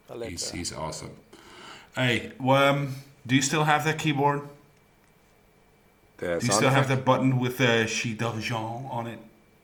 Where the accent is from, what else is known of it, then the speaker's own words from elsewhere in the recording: Netherlands; I'm Dutch.